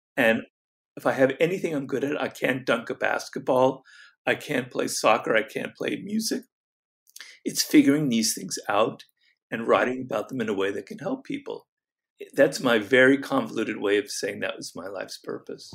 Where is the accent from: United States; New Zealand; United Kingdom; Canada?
United States; Los Angeles, California; where I grew up in Los Angeles in a canyon.